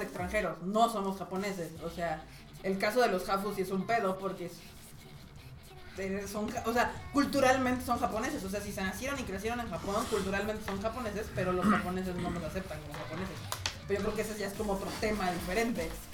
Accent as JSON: {"language": "Spanish", "country": "Mexico"}